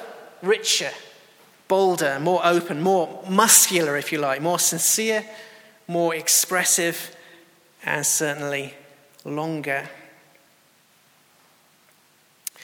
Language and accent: English; England, United Kingdom; as English people